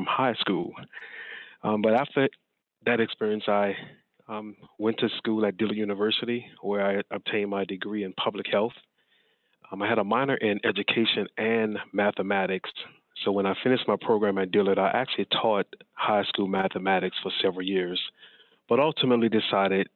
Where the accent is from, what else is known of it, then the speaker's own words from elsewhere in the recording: New Orleans, Louisiana, United States; also born or lived in Ohio; now in Nacogdoches, United States; growing up in the New Orleans area